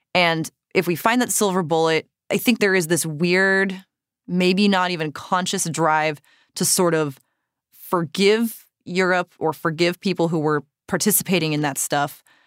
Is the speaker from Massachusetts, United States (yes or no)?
yes; Cape Cod, Massachusetts, United States; moved away; I grew up on Cape Cod, but I did grow up going to Salem for October, pretty much every October that I lived in Massachusetts